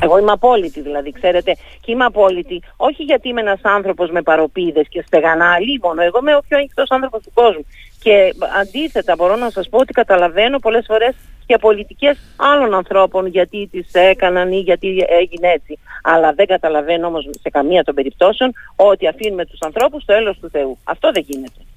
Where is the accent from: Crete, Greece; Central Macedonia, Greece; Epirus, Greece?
Crete, Greece; Lasithi; για τον τόπο μου, για το mm. Λασίθι, για την Κρήτη γενικά